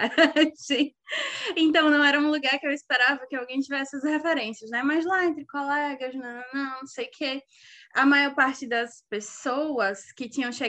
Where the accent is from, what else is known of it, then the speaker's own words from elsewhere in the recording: Aracaju, Sergipe, Brazil; Eu digo, ah, sou de Aracaju, de Sergipe.